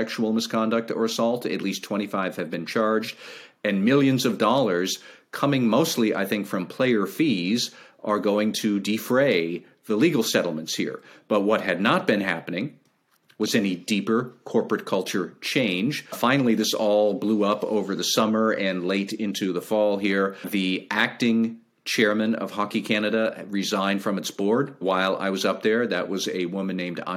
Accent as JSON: {"language": "English", "country": "United States", "said": "as an American"}